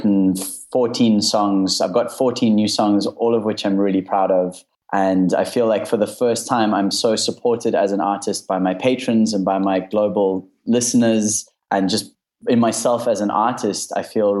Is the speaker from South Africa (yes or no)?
yes; South Africa; moved away; I'm from South Africa